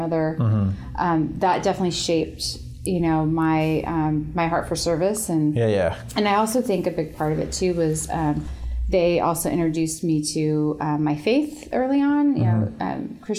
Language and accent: English; Santa Maria, California, United States; where I grew up in Santa Maria